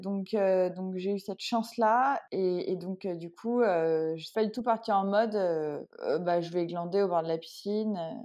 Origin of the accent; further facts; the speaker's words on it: Paris region, Île-de-France, France; j'ai grandi en région parisienne